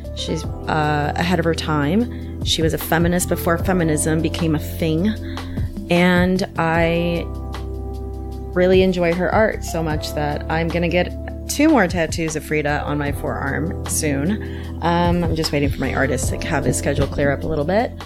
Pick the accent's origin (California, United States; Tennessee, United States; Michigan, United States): California, United States; Orange County, Southern; moved away as an adult; also born or lived in Mexico City, Mexico / San Francisco, United States; now in Chicago, United States; I grew up in sunny Southern California